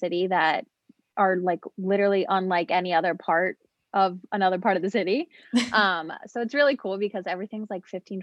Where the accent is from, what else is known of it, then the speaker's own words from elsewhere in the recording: Philadelphia, Pennsylvania, United States; moved away as an adult; now in South Jersey, United States; I grew up in Philadelphia, but I now reside in South Jersey.